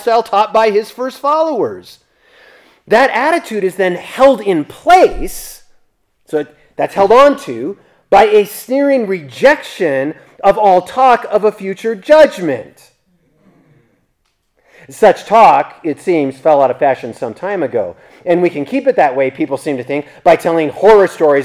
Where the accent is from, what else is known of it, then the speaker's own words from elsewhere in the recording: United States; I'm an American citizen